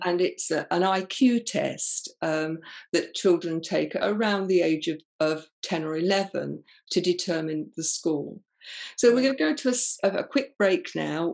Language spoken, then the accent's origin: English; England, United Kingdom; I'm very English